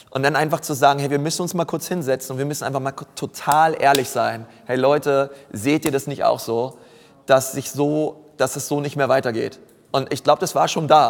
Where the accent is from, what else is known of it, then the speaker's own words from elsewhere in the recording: Berlin, Germany; moved away as an adult; also born or lived in Franconia; Ich bin Berliner